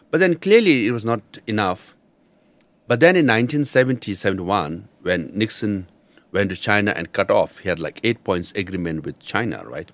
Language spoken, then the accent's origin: English; Darjeeling, West Bengal, India; first language Nepali; English is a second language; moved away; I studied in Tibetan refugee school in Darjeeling